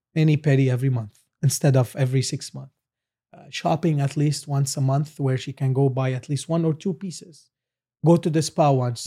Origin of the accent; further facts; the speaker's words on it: Lebanon; now in Canada; we're like originally from Lebanon